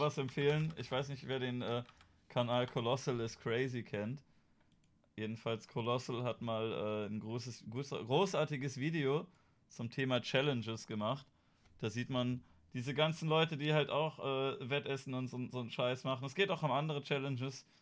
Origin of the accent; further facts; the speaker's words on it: Germany; wir sind da als Deutsche